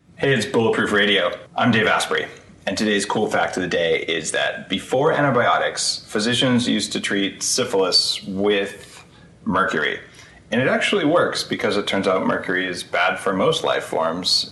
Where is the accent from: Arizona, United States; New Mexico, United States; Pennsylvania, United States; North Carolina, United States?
New Mexico, United States; my home state of New Mexico